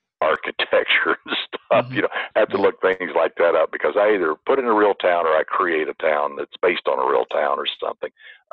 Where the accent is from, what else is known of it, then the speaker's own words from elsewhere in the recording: the South, United States; now in Irvine, United States; Now, I grew up in the South. I could spin a yarn. Everybody in the South can spin a yarn or they won't feed you.